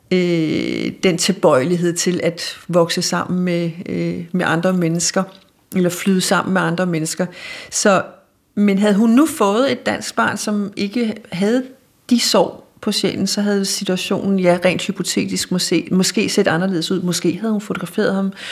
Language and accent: Danish; Denmark; hvordan vi som danskere kommer og i talsætter os selv som forældre over grønlænderne